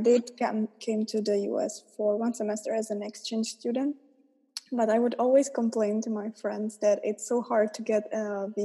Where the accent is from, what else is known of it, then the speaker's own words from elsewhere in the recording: Czechia; Czech Republic